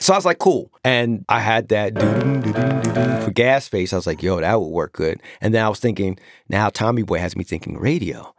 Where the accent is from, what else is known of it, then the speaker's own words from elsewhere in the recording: Long Island, New York, United States; I'm the corny D J from Long Island